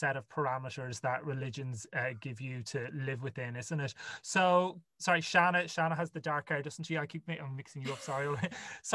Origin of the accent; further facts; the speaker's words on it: Ireland; Because I went to Catholic school, obviously being Irish.